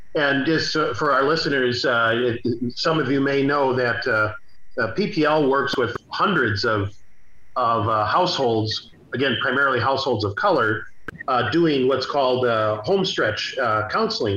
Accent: St. Paul, Minnesota, United States; I grew up in the Rondo and and Frogtown neighborhoods

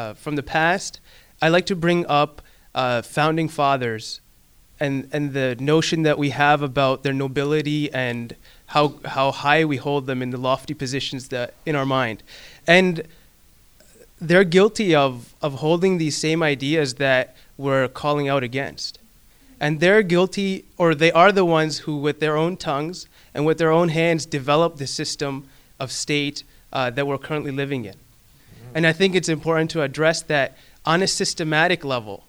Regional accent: Pakistan; moved away; I come from Pakistan

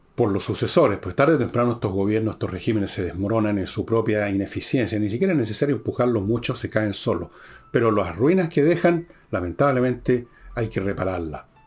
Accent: Chile; nos encontramos como chilenos

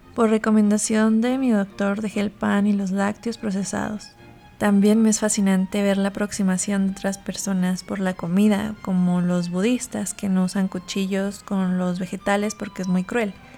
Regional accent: Chihuahua, Mexico; now in Mexico City, Mexico; Como crecí en Chihuahua, comí comida sencilla

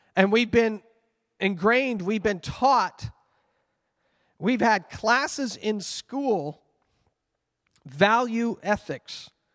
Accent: Canada; I carry a Canadian passport and I may identify myself as a Canadian citizen

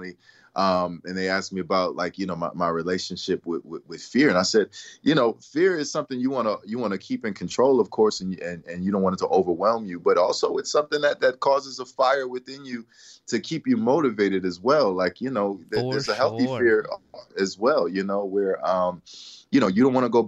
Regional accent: Willingboro, New Jersey, United States; also born or lived in Camden, New Jersey; now in Los Angeles, United States; I was raised in Willingboro, New Jersey, and I was born in Camden, New Jersey.

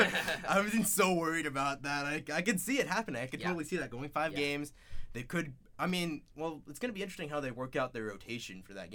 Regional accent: Bay Area, California, United States; I'm from the Bay Area

